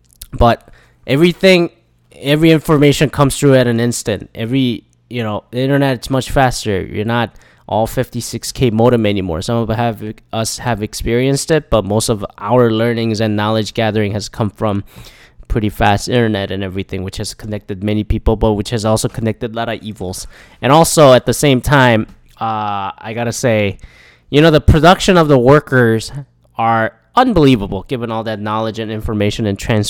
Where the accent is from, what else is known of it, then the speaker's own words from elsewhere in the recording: Canada; But I like the fact that I'm a Canadian citizen. And then I think a lot of Canadian people are like more representative about that.